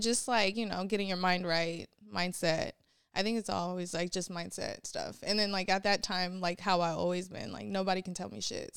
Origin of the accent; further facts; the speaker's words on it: San Francisco, California, United States; also born or lived in Sacramento, California / Vallejo, California; I grew up in San Francisco